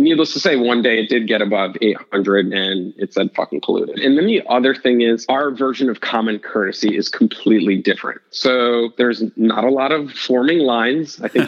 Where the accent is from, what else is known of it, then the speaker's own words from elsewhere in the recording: United States; as an American